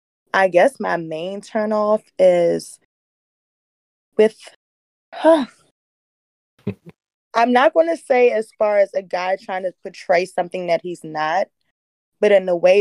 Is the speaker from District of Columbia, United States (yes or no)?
yes; Washington, District of Columbia, United States; I'm from the D.C. area.